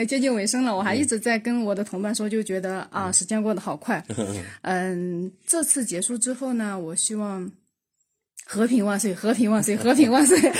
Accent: Wenzhou, Zhejiang, China; 我是来自这个浙江温州的九零后的听友啊。

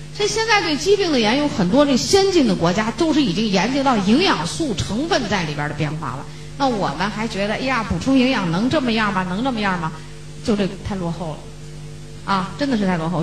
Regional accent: China; 我们中国人一贯的是不信

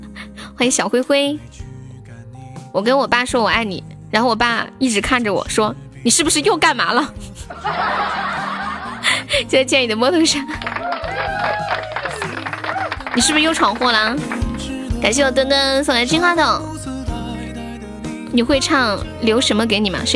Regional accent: Northeast China, China; accent: Northeastern; 嗯，这东北口音，那可不，他们都说我是东北的，这儿完全没有疑问。

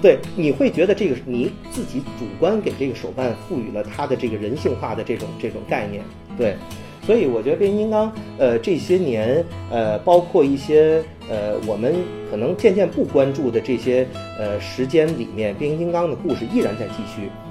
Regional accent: northern China, China; 作为一个北方人

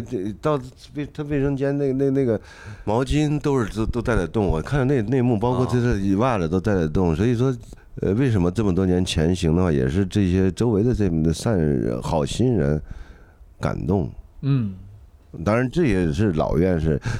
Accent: Henan, China; 我河南人这次这次这次也挺惨的，刚刚遭了这个水灾，又又又又又这次疫情又又弄的，

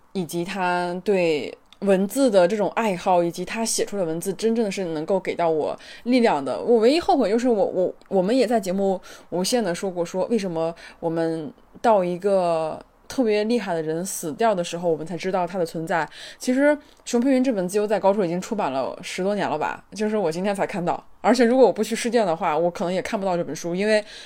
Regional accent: China; 我作为一个中国女性

